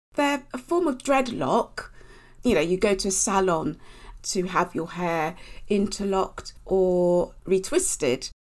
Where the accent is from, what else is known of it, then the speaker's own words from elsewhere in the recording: Basingstoke, South East England, United Kingdom; I grew up in Basingstoke in Hampshire.